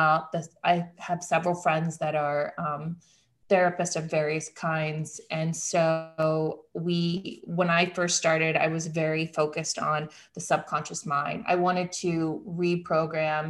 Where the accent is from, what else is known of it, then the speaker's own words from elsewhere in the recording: Midwest, United States; I come from the Midwest